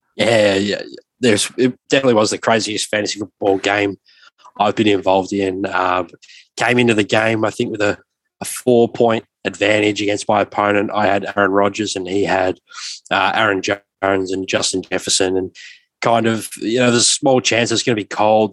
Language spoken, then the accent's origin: English; Australia; as a younger fan growing up in Australia